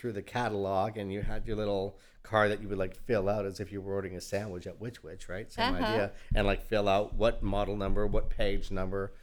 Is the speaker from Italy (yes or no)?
no; Mississauga, Ontario, Canada; moved away as an adult; also born or lived in Toronto; now in Houston, United States; I'm from Canada originally